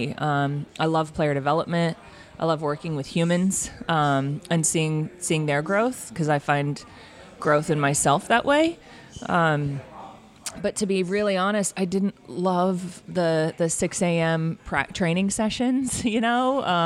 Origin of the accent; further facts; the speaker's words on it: Tucson, Arizona, United States; also born or lived in Washington State; I grew up in Tucson. I was born in Washington State. My parents divorced when I was seven, and mom, me, and my big brother all moved down to Tucson.